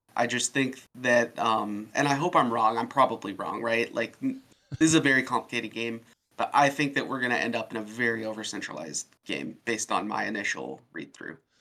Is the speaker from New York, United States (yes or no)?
no; Oregon, United States; I'm from Oregon